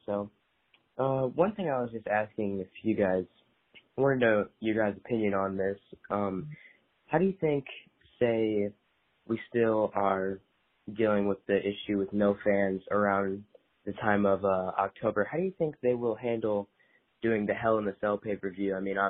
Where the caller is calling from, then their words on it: Illinois, United States; I'm coming in from Illinois, actually.